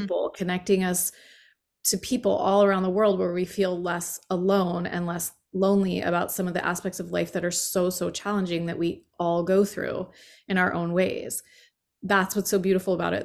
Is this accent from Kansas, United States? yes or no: no; Allentown, Pennsylvania, United States; moved away; Allentown, Pennsylvania